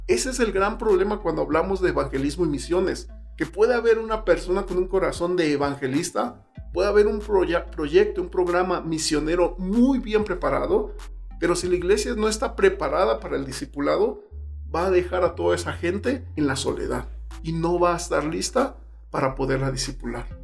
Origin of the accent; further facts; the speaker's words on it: Mexico City, Mexico; Yo soy del, del DF, la Ciudad de México.